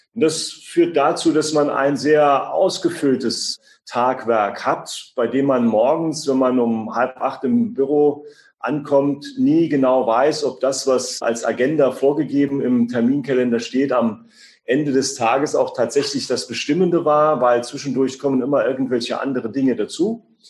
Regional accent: Siersburg, Saarland, Germany; Wir haben in meinem Heimatort wie selbstverständlich auch eine gebundene Ganztagsgrundschule, die sogar bilingual französisch ausgerichtet ist

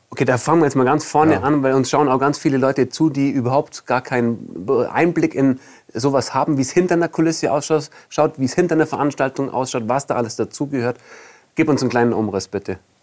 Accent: Allgäu, Bavaria, Germany; als Allgäuer oder als Süddeutscher

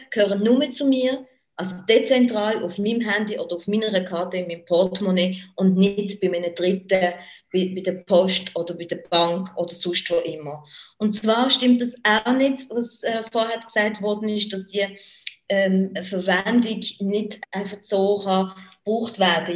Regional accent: Basel, Basel-Stadt, Switzerland; ich jetzt als Baslerin

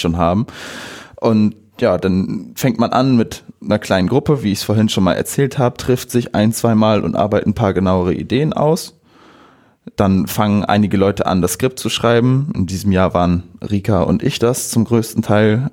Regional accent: Bockhorn, Lower Saxony, Germany; ich bin 22 Jahre alt, ich komme aus Bockhorn

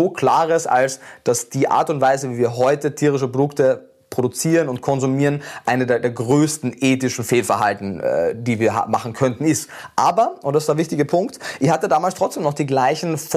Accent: Carinthia, Austria; born there; ich war ja durchgehend in Österreich, ich bin in Kärnten geboren, habe dann äh, in Wien mein Studium gemacht

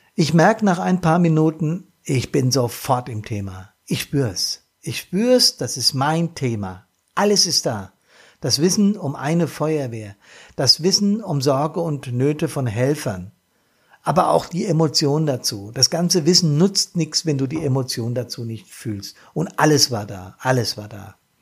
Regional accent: Bad Soden am Taunus, Hesse, Germany; hier in meiner Heimat. Das ist Neuenhain, Altnahen und Bad Soden

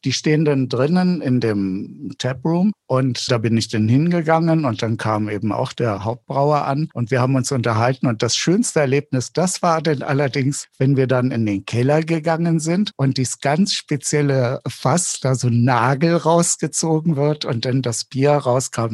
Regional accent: Bremen, Germany; moved away as an adult; now in Bamberg, Germany; mein Geburtsort, der in dem Pass steht, ist Norddeutschland, ist Bremen

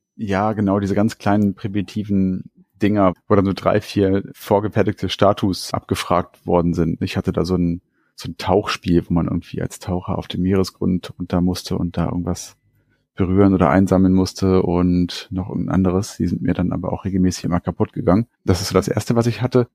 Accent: Hanover, Lower Saxony, Germany; eine Kaufhauskette hier bei uns in Hannover und da war ich dann in der Spielzeugabteilung

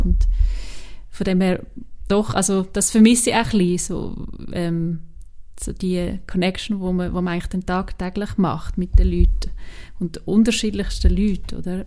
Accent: Switzerland; accent: Swiss German; first language Swiss German; so Schweizerdeutsch und auch Hochdeutsch, ja, wo es irgendwie meine Muttersprache ist

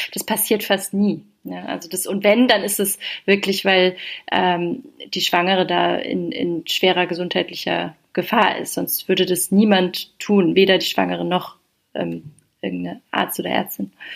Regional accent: Heidelberg, Baden-Württemberg, Germany; moved away as an adult; now in Berlin, Germany; ich komme ursprünglich aus Heidelberg

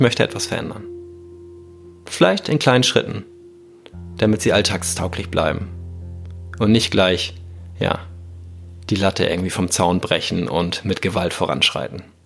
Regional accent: Hamburg, Germany; als Hamburger Nordlicht am Wasser

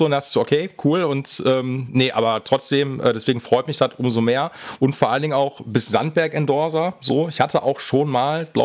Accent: Essen, North Rhine-Westphalia, Germany; ich komme aus dem Pott

